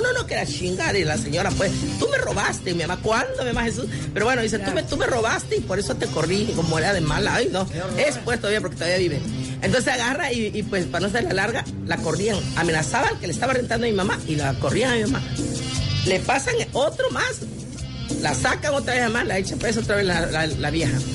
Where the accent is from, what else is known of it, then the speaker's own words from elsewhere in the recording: Guerrero, Mexico; yo soy su cocinera de Guerrero